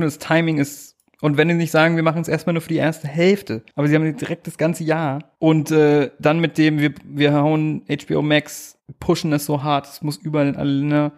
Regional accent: southern Lower Saxony, Germany; moved away; in meiner Hometown in Niedersachsen, Südniedersachsen

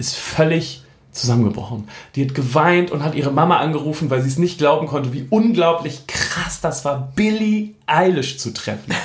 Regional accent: Hamburg, Germany; als Hamburger

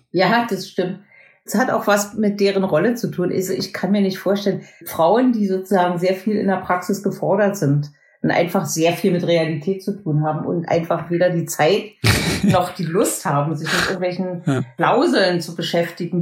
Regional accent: East Germany, Germany; Ich bin aus dem Osten

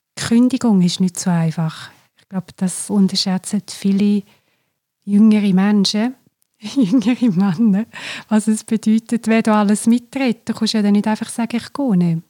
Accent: Glarus, Switzerland; ich komme aus dem Glarnerland

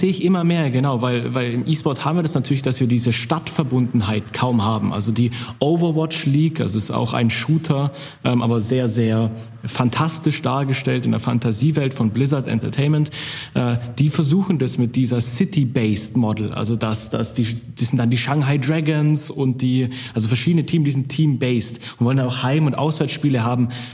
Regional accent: Swabia, Baden-Württemberg, Germany; ich komme aus dem Schwabeländle

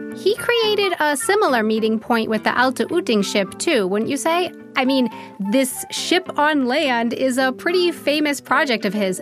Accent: United States; moved away as an adult; now in Germany; I'm an American who has been living in Germany for 10 years now

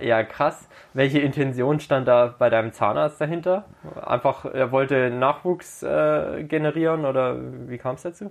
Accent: Herrenberg, Baden-Württemberg, Germany; Herrenberg meine Herzensstadt, meine Geburtsstadt

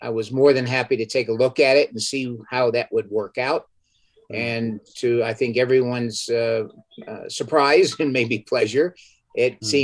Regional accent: New York, United States; in up, what's called upstate. That's the northern part of New York.

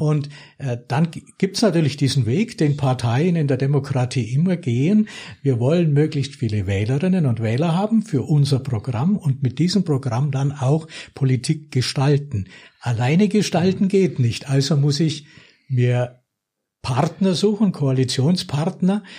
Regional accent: Lechbruck, Bavaria, Germany; wie schön diese Kindheit da in Lechbruck war und wie, wie schön es war, dort aufzuwachsen

